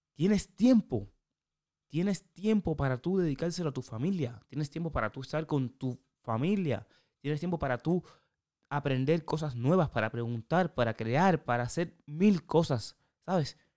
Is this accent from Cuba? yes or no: yes; Cuba; moved away; also born or lived in Europe; Yo soy cubano.